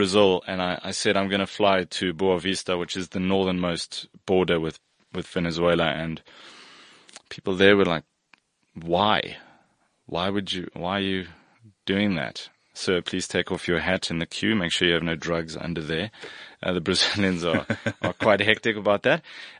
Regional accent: Bahrain; So I spent time in the Middle East. I grew up in Bahrain.

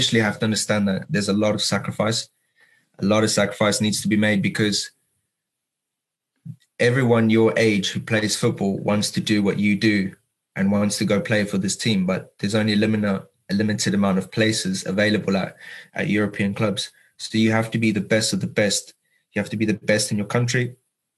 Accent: South Africa; as South African

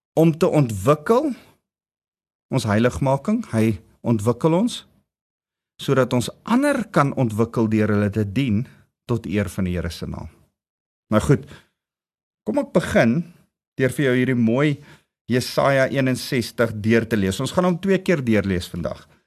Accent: South Africa; Ons as Suid-Afrikaanse volk

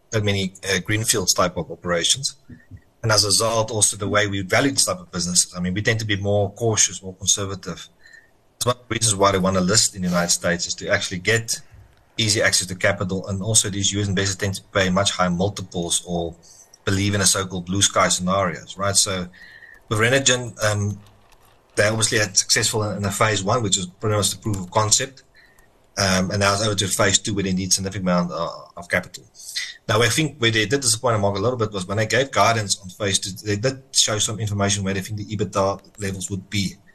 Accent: South Africa; I think the problem for me as a South African investor is how much are we going to be diluted

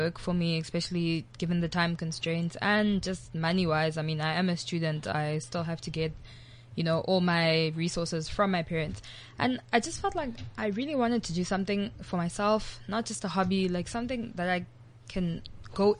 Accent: Durban, KwaZulu-Natal, South Africa; moved away; originally, I'm from Durban.

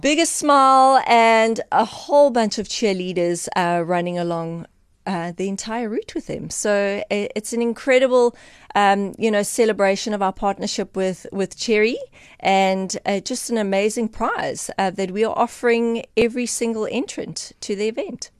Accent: Eastern Cape, South Africa; I am from the Eastern Cape

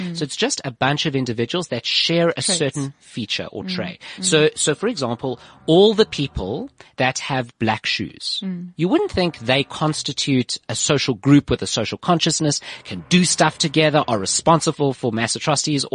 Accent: South Africa; I'm born in South Africa.

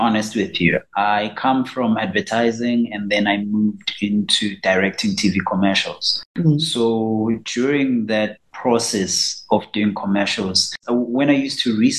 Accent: Soweto, Gauteng, South Africa; I'm from Soweto, I was born in Soweto. So, you know, as a Sowetan kid

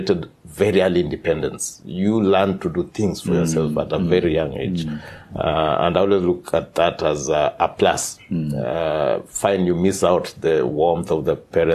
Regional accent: Nakuru, Nakuru County, Kenya; also born or lived in Zambia; I was born in Nakuru town, which is now has just achieved city status in Kenya

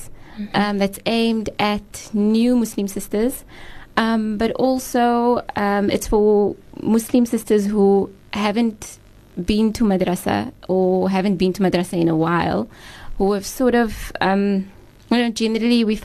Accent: Macassar, Western Cape, South Africa; I'm originally from the Makassar area. So I grew up in Helderberg

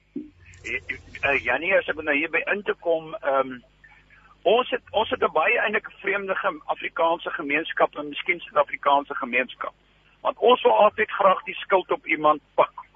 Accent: Namibia; now in South Africa; ek het in Namibië groot geword

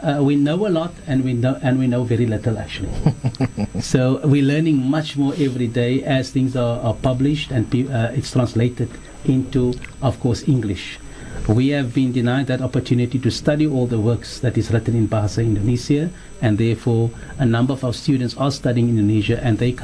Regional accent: South Africa; we pride ourselves as South African Muslims that come from that origin

